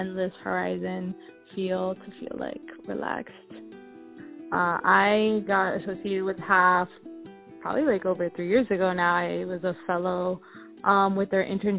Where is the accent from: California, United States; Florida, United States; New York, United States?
Florida, United States; Miami; I was born in Miami. You know, I'm a 305 type of girl, South Florida.